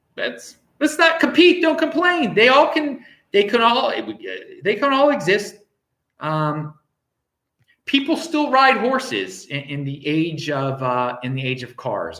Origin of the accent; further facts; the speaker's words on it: Baltimore, Maryland, United States; moved away; I am from Baltimore, Maryland, um, originally.